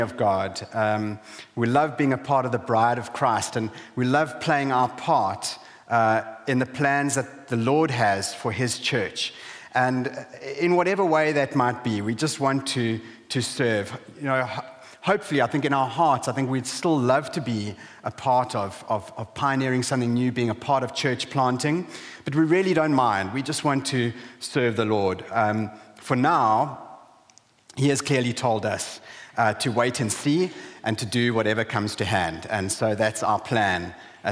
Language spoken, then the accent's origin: English; South Africa; moved away as an adult; also born or lived in Zambia; now in Hull, United Kingdom; We're originally from South Africa, and in 2009 we moved from South Africa to Zambia